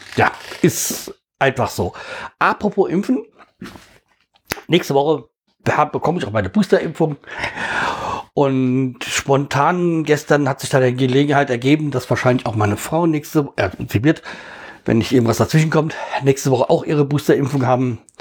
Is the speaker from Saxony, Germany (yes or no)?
no; Hesse, Germany; bei uns in Hessen